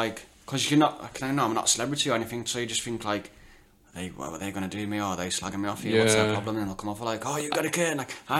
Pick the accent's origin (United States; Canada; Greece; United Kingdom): United Kingdom; Carlisle, North West England; but DJing in Carlisle, like, my mates, people I know, my hometown